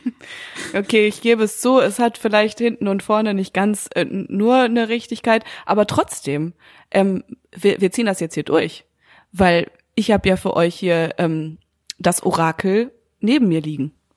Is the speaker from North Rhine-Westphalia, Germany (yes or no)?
yes; Münster, North Rhine-Westphalia, Germany; moved away; Ich bin ja so viel behüteter aufgewachsen im kleinen süßen Münster